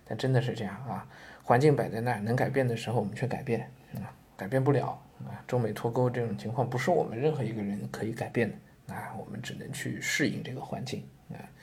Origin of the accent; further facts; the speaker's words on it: China; 身为一个中国人